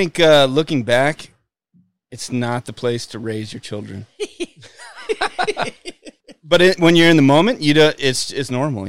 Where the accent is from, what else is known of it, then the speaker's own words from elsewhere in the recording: Las Vegas, Nevada, United States; I grew up in Las Vegas.